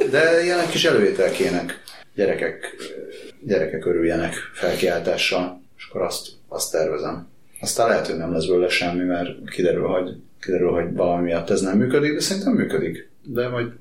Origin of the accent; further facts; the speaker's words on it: Hungary; Én vidéki vagyok.